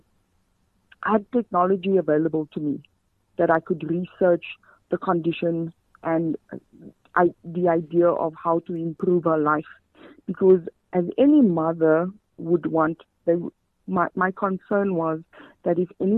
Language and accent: English; Johannesburg, Gauteng, South Africa; I'm actually from Rivoli, the community of Rivoli